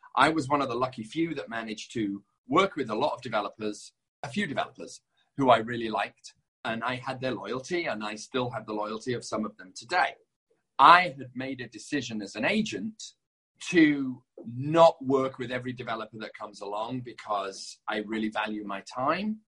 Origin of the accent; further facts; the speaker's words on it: Leeds, Yorkshire and the Humber, United Kingdom; also born or lived in London; now in Los Angeles, United States; I'm not from London. I'm from a town called Leeds